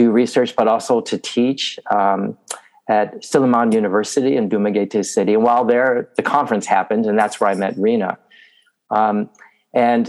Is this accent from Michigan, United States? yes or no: no; Binghamton, New York, United States; I grew up in like a new development in upstate New York, outside of Binghamton, New York